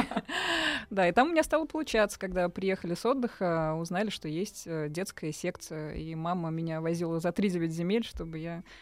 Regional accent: Kazan, Tatarstan, Russia; moved away as an adult; now in Moscow, Russia; Я родом из Казани.

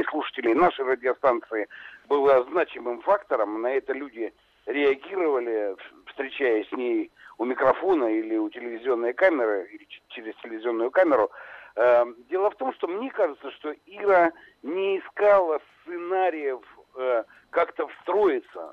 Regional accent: Donetsk, Donetsk Oblast, Ukraine; мы оба с Донбасса, я донецкий

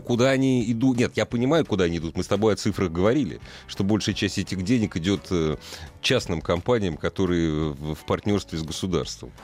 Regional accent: Moscow, Russia; мы москвичи

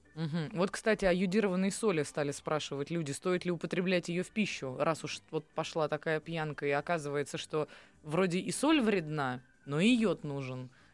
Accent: Saint Petersburg, Russia; Я вот выросла в Петербурге

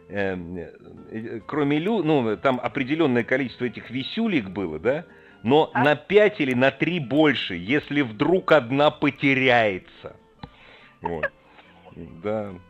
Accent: Moscow, Russia; Ну что, я из Москвы, конечно, висел.

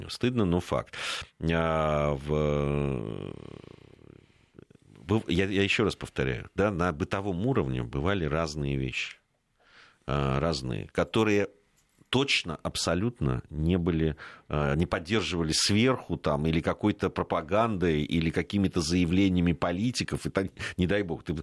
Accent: Fergana, Fergana Region, Uzbekistan; now in Saint Petersburg, Russia; Да, добрый вечер … из Санкт-Петербурга. Родилась и выросла в Узбекистане, в Фергане, училась в русской школе.

